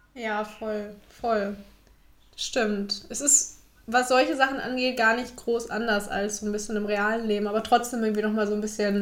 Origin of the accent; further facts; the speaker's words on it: Bad Salzuflen, North Rhine-Westphalia, Germany; moved away as an adult; also born or lived in Erfurt; ich komme ganz ursprünglich aus Lippe, aus dem Lipperland